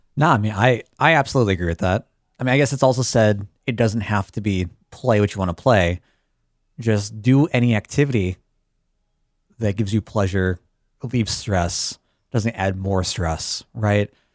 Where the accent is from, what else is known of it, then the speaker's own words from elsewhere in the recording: Chicago, Illinois, United States; I'm from the Chicago area